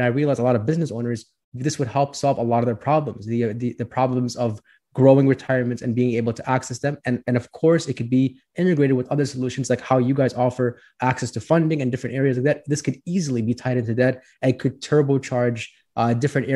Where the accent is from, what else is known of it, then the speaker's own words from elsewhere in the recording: Orland Park, Illinois, United States; also born or lived in Chicago, Illinois; So I grew up in the southwest suburbs of Chicago. It's called Orland Park.